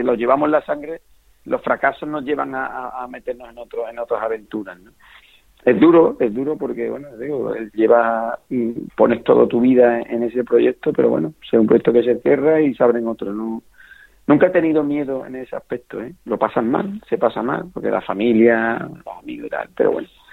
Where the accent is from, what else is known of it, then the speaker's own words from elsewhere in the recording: Villalba del Alcor, Andalusia, Spain; moved away as an adult; now in Seville, Spain; yo soy de Villaba del Alcor, de un pueblo de Huelva y, bueno, y desde pequeño he mamado eso. como yo digo, me he criado detrás de un mozador